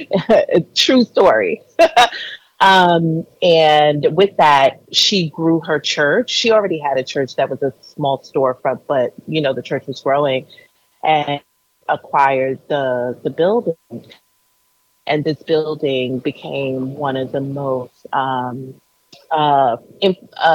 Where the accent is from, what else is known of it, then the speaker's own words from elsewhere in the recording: New York City, New York, United States; I grew up in Brooklyn, New York.